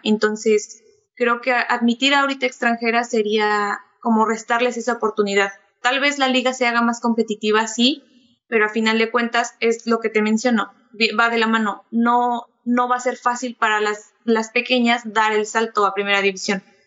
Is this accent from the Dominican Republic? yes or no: no; Temoaya, State of Mexico, Mexico; en Temoya, que es de donde soy originaria